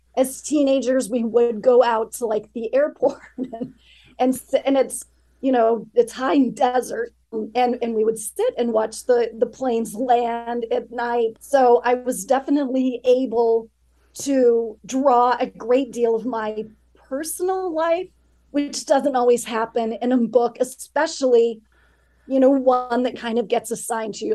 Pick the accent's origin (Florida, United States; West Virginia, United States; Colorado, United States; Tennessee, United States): Colorado, United States; Grand Junction; I grew up in Western Colorado. Blue Larkspur, the town where it's set, it uh, doesn't exist, but it's based very loosely on the place that I grew up, which is Grand Junction